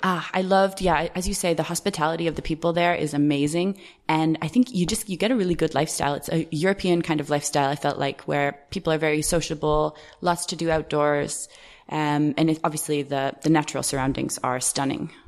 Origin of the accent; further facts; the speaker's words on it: Canada; moved away as an adult; also born or lived in United States; now in Ireland; I'm actually Canadian, so I don't pay any taxes in Canada because I haven't lived in Canada for years